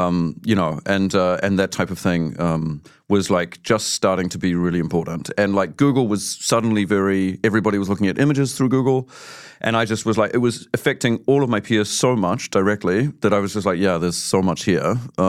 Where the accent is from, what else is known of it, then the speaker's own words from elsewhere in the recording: Auckland, New Zealand; moved away as an adult; now in Germany; I grew up in Auckland, but I live in Germany.